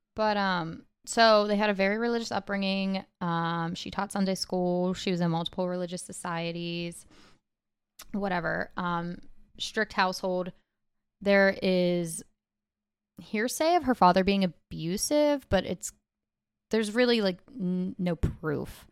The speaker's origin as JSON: {"language": "English", "area": "Pittsburgh area", "region": "Pennsylvania", "country": "United States", "said": "I'm, like, twenty minutes from Pittsburgh, so I am from Pittsburgh"}